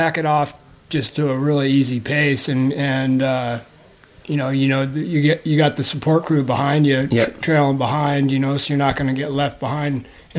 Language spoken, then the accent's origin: English; Folsom, California, United States; Outside of Sacramento, Folsom, California.